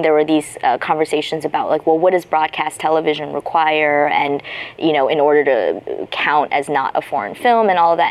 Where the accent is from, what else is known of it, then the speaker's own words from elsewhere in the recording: United States; also born or lived in China; I'm American and I was raised here